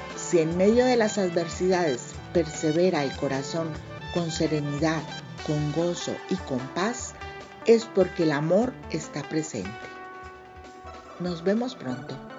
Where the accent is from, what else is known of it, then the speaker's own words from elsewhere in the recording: Mexico; autora mexicana